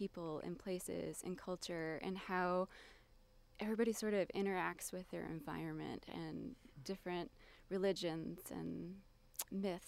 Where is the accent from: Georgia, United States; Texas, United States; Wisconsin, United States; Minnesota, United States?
Wisconsin, United States; southern; I grew up in southern Wisconsin, in a town that was sort of surrounded by prairies